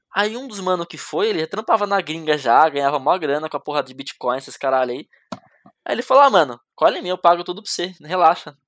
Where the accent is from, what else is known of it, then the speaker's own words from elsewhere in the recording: Jundiaí, São Paulo, Brazil; Eu vim da capital, eu vim de Jundiaí, né? Que é perto da capital de São Paulo